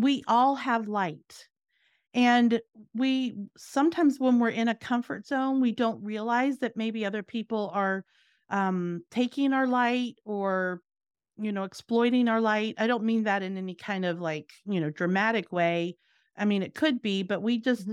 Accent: Virginia, United States; moved away as an adult; also born or lived in New Jersey; now in Florida, United States; I grew up in Virginia and I moved around, went to college, different things like that, but then ended up in New Jersey.

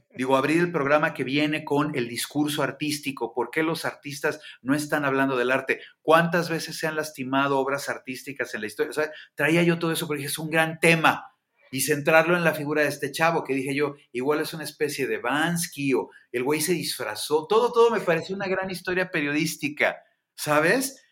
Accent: Mexico

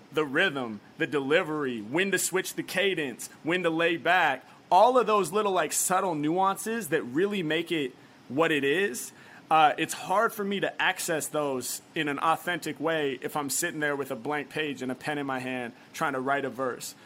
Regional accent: Portland, Oregon, United States; now in Los Angeles, United States; I'm from Portland, Oregon, originally

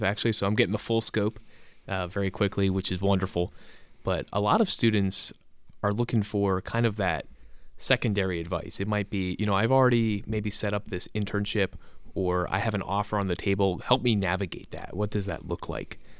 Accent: Reading, Pennsylvania, United States; Berks County, so outside Reading

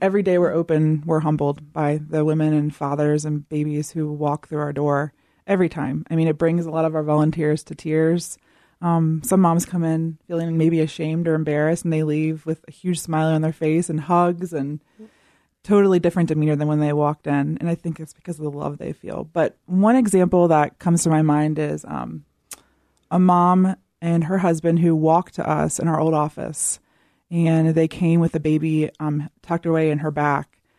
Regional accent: Southern Virginia, United States; I am from the South, Southern Virginia

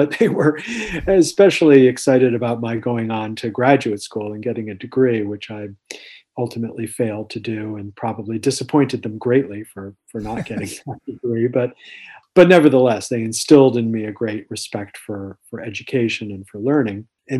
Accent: northern New Jersey, United States; So I grew up in New Jersey, northern New Jersey, just across from New York, across the George Washington Bridge.

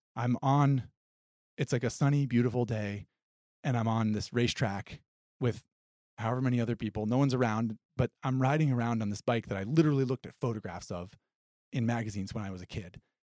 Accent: Vermont, United States; I grew up in Vermont

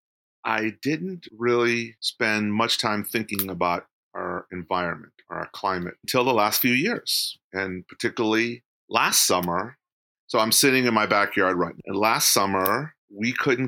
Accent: San Jose, California, United States; now in Sacramento, United States; I grew up in San Jose when it was a very different place. I grew up in San Jose in the 70s

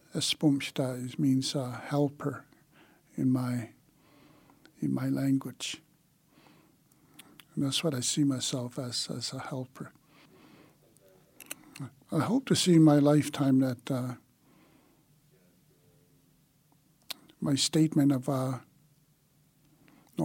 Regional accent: Siksika, Alberta, Canada; moved away as an adult; now in Calgary, Canada; I'm from Siksika, but I've been in the city almost 39 years.

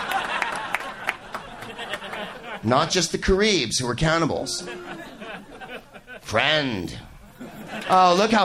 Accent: San Carlos, California, United States; also born or lived in San Francisco / Belmont, California; San Francisco is my hometown, even though I lived in San Carlos

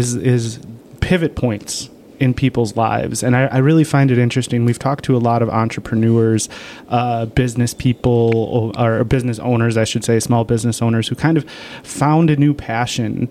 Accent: De Pere, Wisconsin, United States; I grew up in DePere

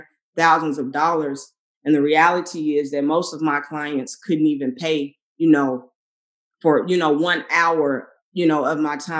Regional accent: Memphis, Tennessee, United States; moved away as an adult; also born or lived in Arkansas; now in Chicago, United States; I grew up in Memphis, went to undergrad in Arkansas, and I moved to Chicago to do grad school

